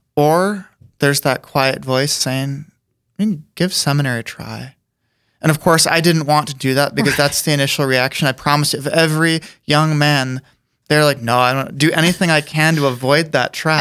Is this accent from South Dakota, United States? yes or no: yes; Aberdeen, South Dakota, United States; grew up there